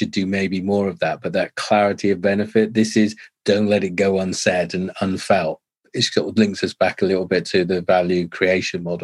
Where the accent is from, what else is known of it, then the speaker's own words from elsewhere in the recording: England, United Kingdom; I'm too English